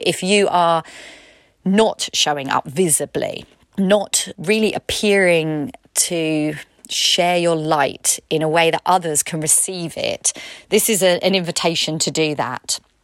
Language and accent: English; United Kingdom; I'm British